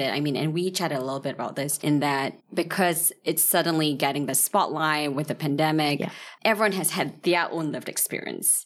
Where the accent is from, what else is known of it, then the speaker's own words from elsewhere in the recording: Malaysia; I'm from Malaysia